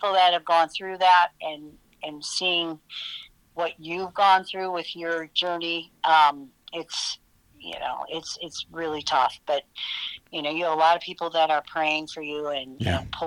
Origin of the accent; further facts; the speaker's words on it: United States; We as the American people